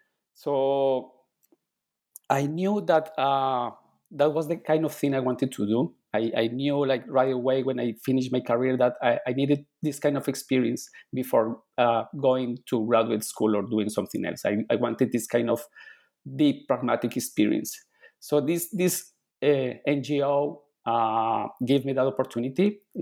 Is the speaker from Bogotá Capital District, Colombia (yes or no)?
yes; Bogota, Bogotá Capital District, Colombia; English is a second language; moved away; Okay, so I was born in Colombia. I was born and raised in Colombia. I grew up in a city called Bogota, which is the capital city.